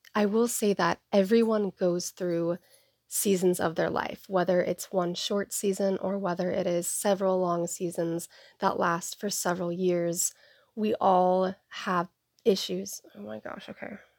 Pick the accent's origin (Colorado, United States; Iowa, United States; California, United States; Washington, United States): Washington, United States; Seattle; I was born and raised in the Seattle area on the east side